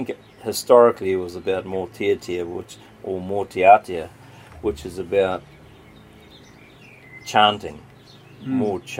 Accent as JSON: {"language": "English", "region": "Waikato", "country": "New Zealand", "said": "I mean, I'm from the Waikato, I'm from Tainui."}